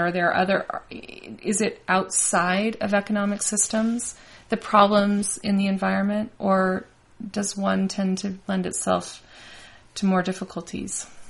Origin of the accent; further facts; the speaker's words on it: Las Vegas, Nevada, United States; moved away; also born or lived in Bozeman; I grew up in Vegas